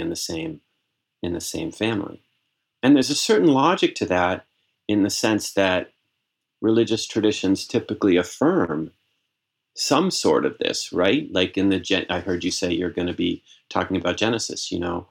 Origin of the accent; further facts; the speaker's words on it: Massachusetts, United States; I was actually on the vestry of the Episcopal Church, my Episcopal Church in Massachusetts, when I was 16 years old.